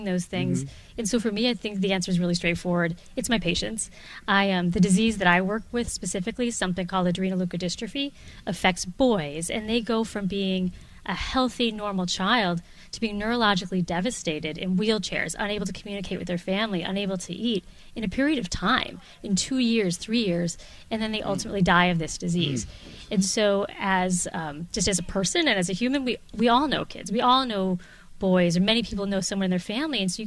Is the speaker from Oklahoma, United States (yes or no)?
no; Wisconsin, United States; also born or lived in Chicago; now in Boston, United States; I'm from Wisconsin